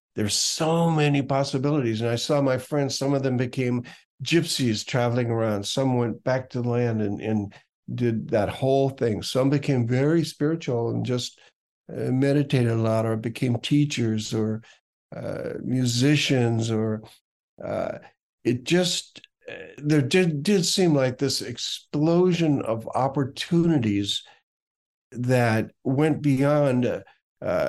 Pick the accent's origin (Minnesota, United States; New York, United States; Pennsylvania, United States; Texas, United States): Minnesota, United States; Minneapolis; moved away as an adult; I came from Minneapolis when I was 21 to San Francisco